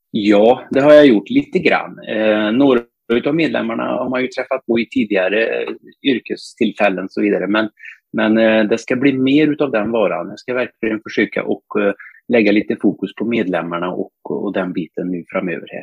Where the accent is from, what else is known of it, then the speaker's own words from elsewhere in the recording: north of Torsby, Värmland, Sweden; jag är bördig värmlänning, eh, Nordvärmland, strax norr om Torsby från början